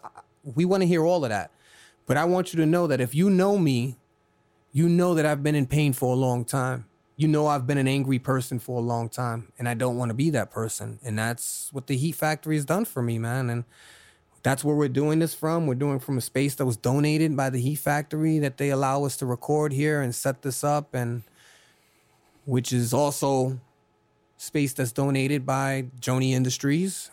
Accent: New York City, New York, United States; now in Florida, United States; I'm originally from Brooklyn, New York

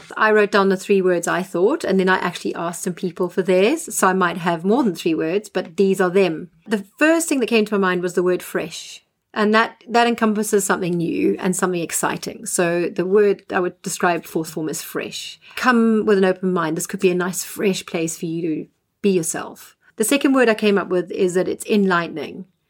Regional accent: Zimbabwe; moved away as an adult; now in England, United Kingdom; I'm a Zimbabwean um, and was born and bred in Zimbabwe.

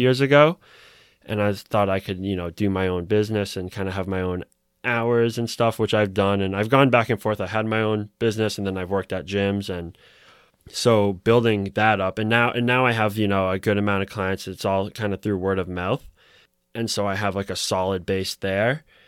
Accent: Newton, Massachusetts, United States; I grew up in Newton

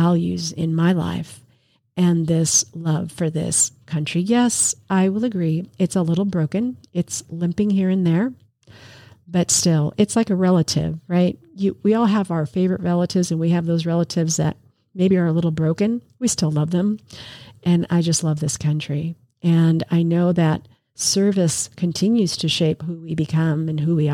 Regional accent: New York City, New York, United States; I was born in New York City

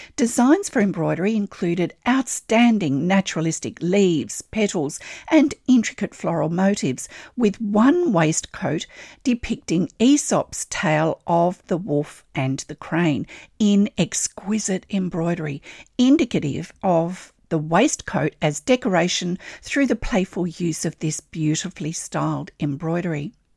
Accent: Australia; I'm an Australian textile artist, teacher, judge, blogger and Stitch enthusiast

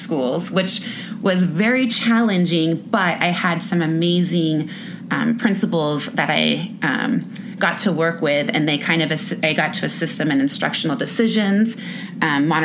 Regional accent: Orange County, California, United States; moved away as an adult; now in Bend, United States; I was born and raised in Orange County, California

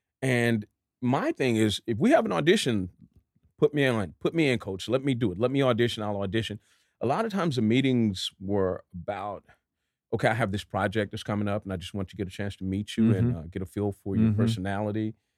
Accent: Dallas, Texas, United States; It's like, I'm from Dallas.

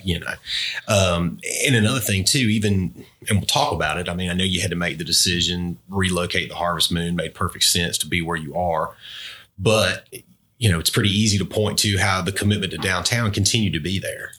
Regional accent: Albany, United States; growing up in Albany together

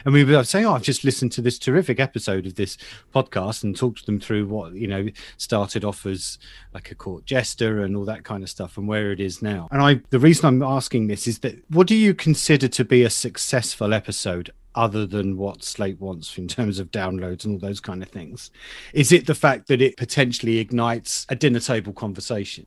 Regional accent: United Kingdom; as a Brit

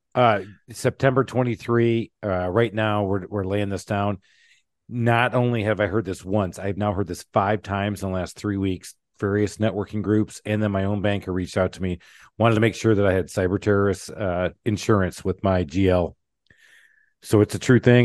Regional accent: Michigan, United States; I grew up in Michigan, uh, in the auto world

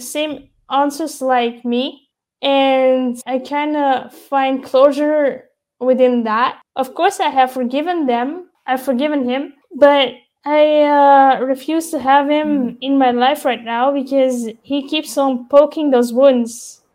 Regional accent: Belgium; I was born Belgian. I was surrounded by Belgian people, the culture, the influences, and those values

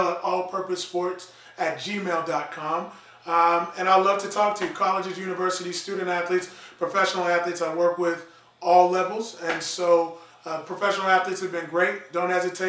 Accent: Texas, United States; I'm from Texas.

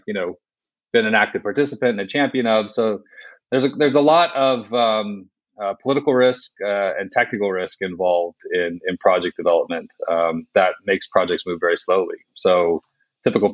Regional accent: United States; moved away as an adult; also born or lived in Scotland; now in United Kingdom; I'm an American, but I'm also an expat. So I've been living in the UK for about the last 15 years

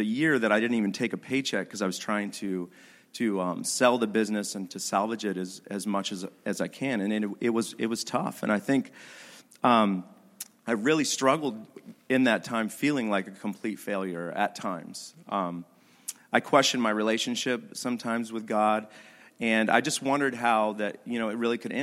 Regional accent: Idaho, United States; I'm from Idaho

